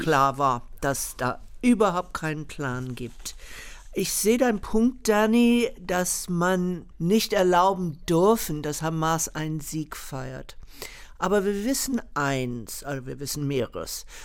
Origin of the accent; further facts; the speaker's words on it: United States; moved away; Ich bin in der Bürgerrechtsbewegung groß geworden und danach haben die meisten Juden gehandelt, damals in den USA.